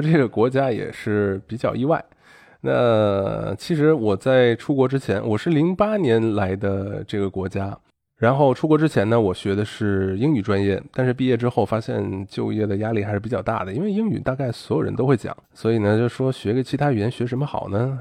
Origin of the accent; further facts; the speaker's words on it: China; moved away as an adult; now in Argentina; 咱国内吃晚饭不得五点六点嘛